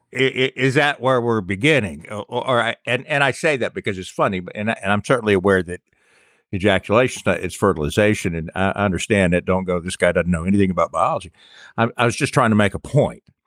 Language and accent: English; Charleston, South Carolina, United States; growing up in Charleston